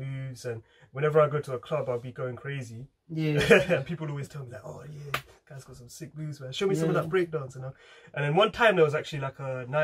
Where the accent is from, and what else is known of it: England, United Kingdom